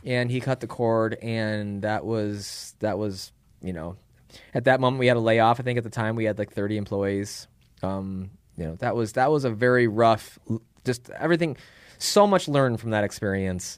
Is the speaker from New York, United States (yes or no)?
no; Chicago, Illinois, United States; moved away as an adult; also born or lived in Phoenix / Tempe; I lived in Illinois at the time 'cause I grew up in Chicago